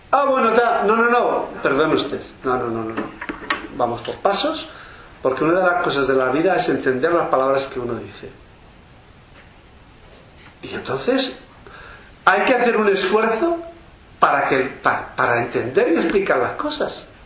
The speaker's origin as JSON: {"language": "Spanish", "country": "Spain", "said": "en primer lugar no soy israelí soy español"}